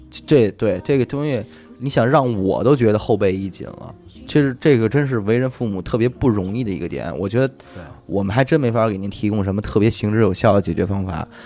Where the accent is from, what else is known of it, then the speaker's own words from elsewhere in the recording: China; 我们中国人还普遍存在的这种文化的禁锢